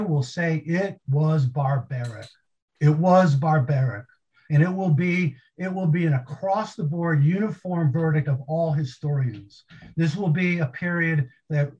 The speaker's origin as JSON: {"language": "English", "region": "Michigan", "country": "United States", "said": "Grand Rapids, Michigan, my home state"}